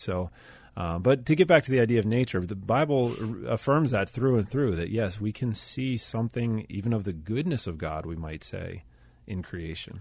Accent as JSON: {"language": "English", "town": "Pittsburgh", "region": "Pennsylvania", "country": "United States", "said": "I'm from Pittsburgh. I've lived here most of my life"}